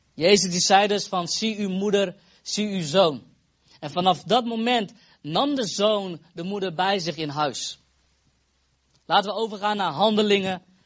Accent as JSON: {"language": "Dutch", "country": "Netherlands", "moved": "yes", "lives_now": "Epen, Netherlands", "said": "Ik kom uit Fase, oorspronkelijk. We wonen nu in Epen"}